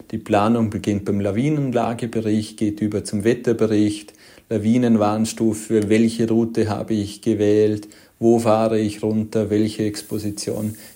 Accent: Vorarlberg, Austria; Auch bei uns in Vorarlberg haben wir noch wirklich kleine Skigebiete, wo es zwei, drei Lifte sind

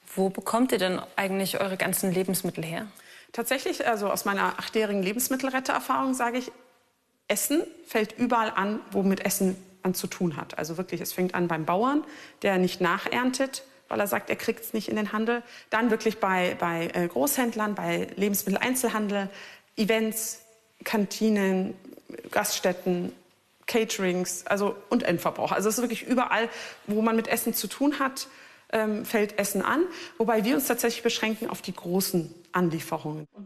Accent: Turkey; now in Germany; mein Herkunftsland ist Türkei

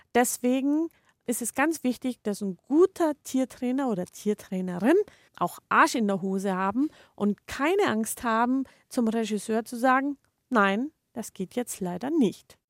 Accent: Germany; bei uns in Deutschland

